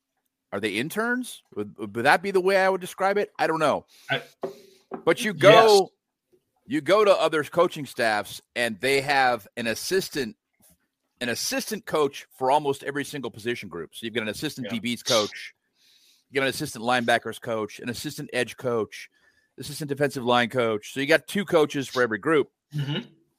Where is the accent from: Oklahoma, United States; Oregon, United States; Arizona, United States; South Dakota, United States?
Arizona, United States; I grew up in Arizona